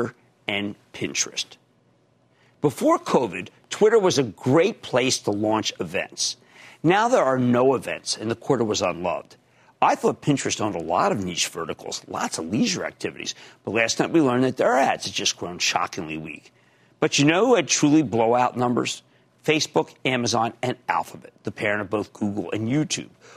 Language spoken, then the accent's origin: English; Philadelphia, Pennsylvania, United States; When I was growing up in Philadelphia